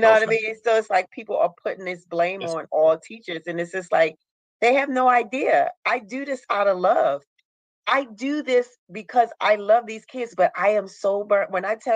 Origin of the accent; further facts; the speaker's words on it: Baltimore, Maryland, United States; I'm from Baltimore, Maryland